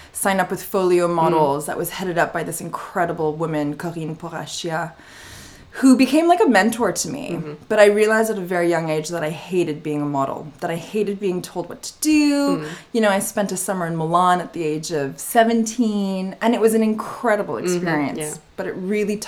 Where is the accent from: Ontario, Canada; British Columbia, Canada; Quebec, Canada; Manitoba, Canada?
Quebec, Canada; Montreal; now in London, United Kingdom; I did have the luck and destiny to grow up in the beautiful city of Montreal and in Canada